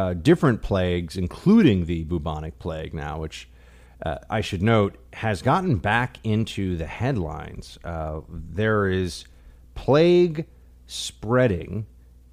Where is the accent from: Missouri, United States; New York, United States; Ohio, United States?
New York, United States; New York City; not just the city I live in now, but my hometown, the city I grew up